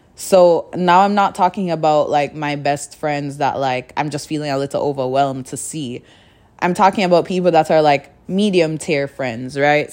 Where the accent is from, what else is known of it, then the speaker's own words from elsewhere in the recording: Kingston, Jamaica; now in Canada; I grew up in Jamaica, so in Jamaica, small little c, city of, or city? Town? Kingston, in Kingston.